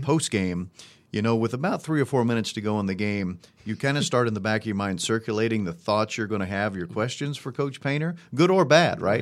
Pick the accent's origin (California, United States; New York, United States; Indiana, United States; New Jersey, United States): Indiana, United States; Monticello; also born or lived in Evansville, Indiana; I grew up in Monticello, Indiana